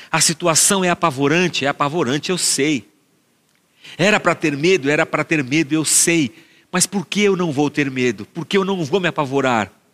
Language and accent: Portuguese; Barbacena, Minas Gerais, Brazil; cantava essa música quando era pequeno, lá em Barbacena.